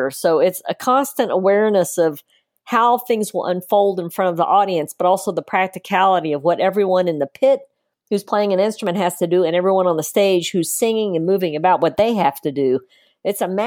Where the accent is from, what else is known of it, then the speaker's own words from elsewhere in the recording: the South, United States; Gene wrote it and then I southernized it because I grew up in the South